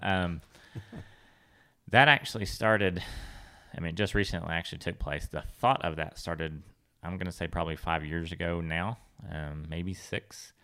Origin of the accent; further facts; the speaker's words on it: California, United States; growing up in California